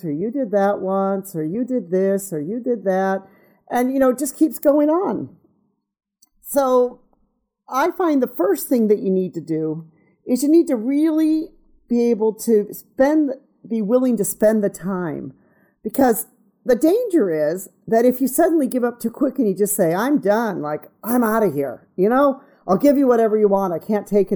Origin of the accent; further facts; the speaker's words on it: United States; moved away; me being American